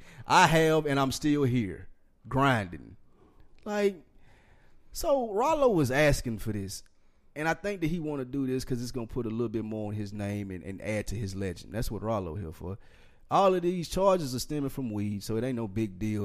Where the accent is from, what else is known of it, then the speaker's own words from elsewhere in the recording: Nashville, Tennessee, United States; I'm from Nashville